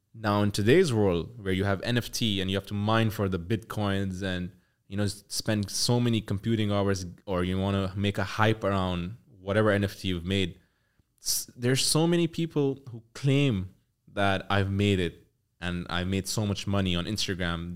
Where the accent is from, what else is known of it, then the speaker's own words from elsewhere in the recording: Pakistan; I'm from Pakistan